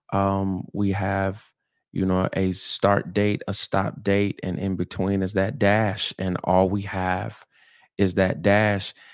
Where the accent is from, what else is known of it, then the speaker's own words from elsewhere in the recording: St. Petersburg, Florida, United States; I'm originally from Saint Petersburg, Florida, um, where it's, it's warm and sunny and palm trees and white sand